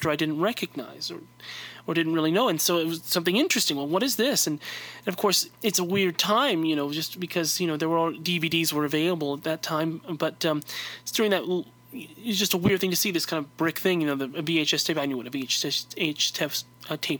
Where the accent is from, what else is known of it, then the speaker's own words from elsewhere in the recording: California, United States; I'm from California